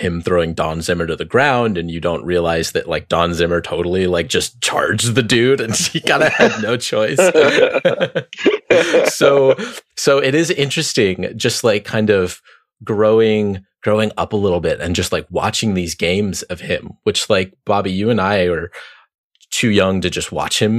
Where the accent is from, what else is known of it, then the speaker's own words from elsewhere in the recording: Oakland, California, United States; I grew up in Oakland as an A's fan